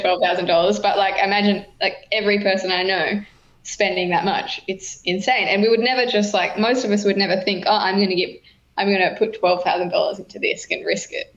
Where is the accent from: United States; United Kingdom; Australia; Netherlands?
Australia; New South Wales; now in Queensland, Australia; I was born in New South Wales. I live across the road from New South Wales still.